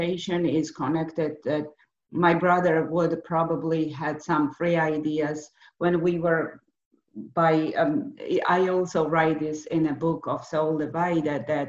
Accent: Georgia; English is a second language; moved away; My family, we were, you know, born and raised in Georgia

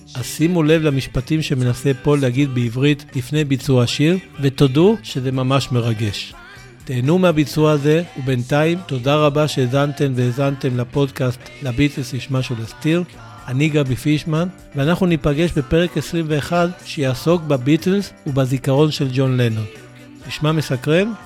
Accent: Israel

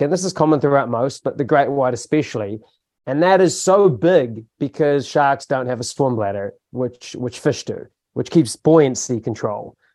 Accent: Hamilton, Waikato, New Zealand; now in Tauranga, New Zealand; I grew up in Hamilton

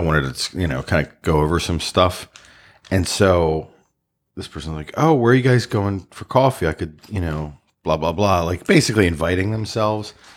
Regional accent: Baltimore, Maryland, United States; I grew up in Baltimore

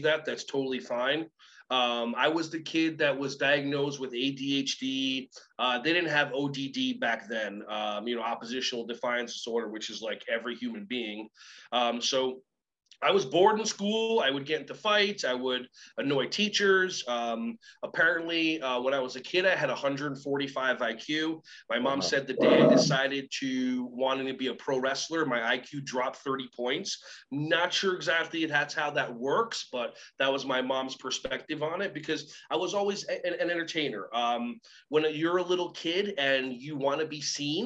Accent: New Jersey, United States; also born or lived in Israel; I was born in Israel, hitched a ride with my parents to New Jersey when I was 4 years old

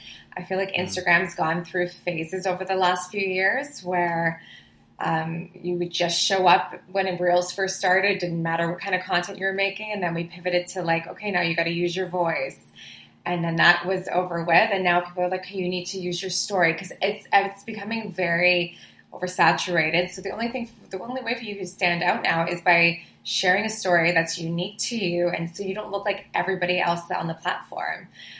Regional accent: Toronto, Ontario, Canada; born or raised there; also born or lived in Cayman Islands

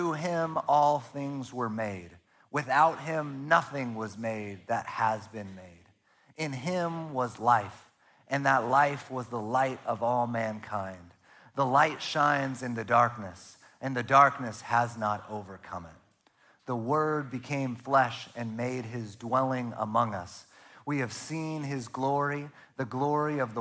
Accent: Northern California, United States; also born or lived in Arizona; now in Oregon, United States; I'm from Northern California

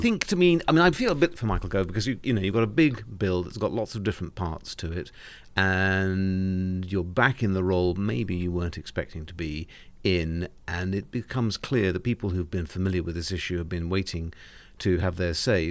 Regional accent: Cornwall, South West England, United Kingdom; I'm Cornish

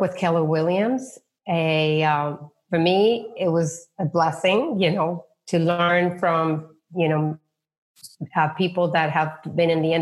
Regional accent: Peru; moved away as an adult; now in United States; I was born in Peru

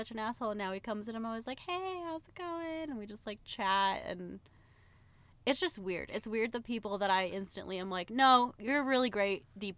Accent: Idaho, United States; moved away as an adult; now in Virginia, United States; I grew up in Idaho, always lived in Idaho.

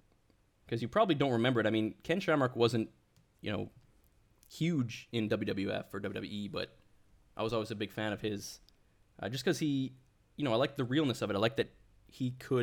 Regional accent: Canada; When you grow up in Canada and you're told, like, you're Scottish, you're of Scottish heritage

